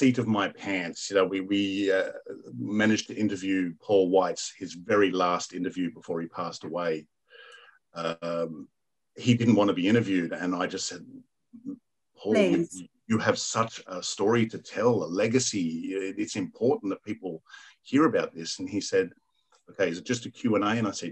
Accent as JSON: {"language": "English", "region": "New South Wales", "country": "Australia", "said": "New South Wales, Australia. And I'm like, my home state"}